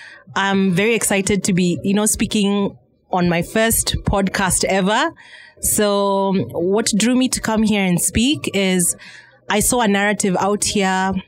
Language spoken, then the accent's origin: English; Luhya community, Western, Kenya; I was born in July, and in the Luhya community, when you're born in July, it's considered a very cold month, a very cold season where I come from.